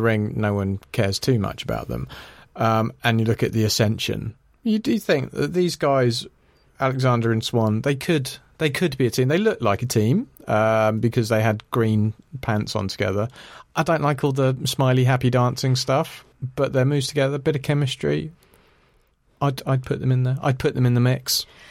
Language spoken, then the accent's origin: English; Ireland; I'm Irish